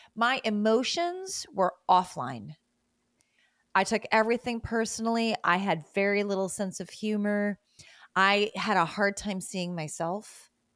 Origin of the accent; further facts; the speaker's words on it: Great Lakes states, Midwest, United States; moved away; also born or lived in South America; I grew up in the Great Lakes states in the Midwest.